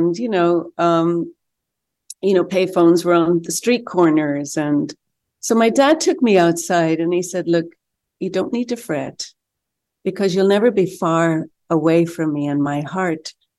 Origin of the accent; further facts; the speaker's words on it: Ireland; No, well, I don't think growing up in Ireland the way I did, that I could imagine that my life has been so fruitful and so fun.